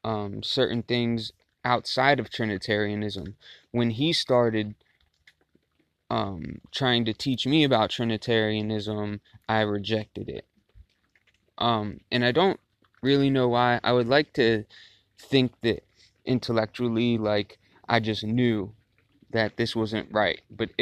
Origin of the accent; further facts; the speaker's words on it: Baltimore, Maryland, United States; Originally, I had grown up a Christian. I'm from the United States, Baltimore, Maryland.